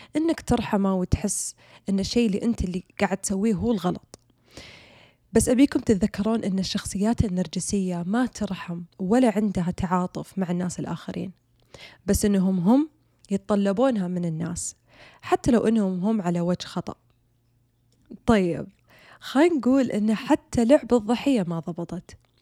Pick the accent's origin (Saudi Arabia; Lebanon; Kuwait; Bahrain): Saudi Arabia; عندنا بالسعودية